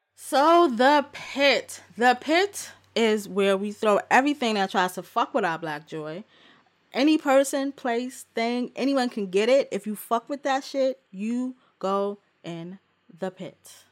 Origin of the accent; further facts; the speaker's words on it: New York City, New York, United States; my whole New York living ass life